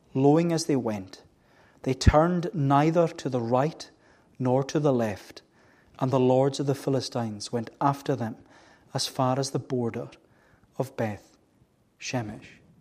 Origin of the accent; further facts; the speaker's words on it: Melbost, Scotland, United Kingdom; I was brought up in Melbourst, and we always had cows